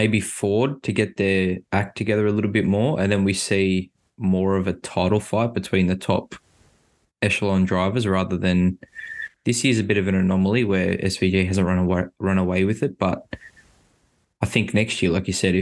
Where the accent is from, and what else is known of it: Australia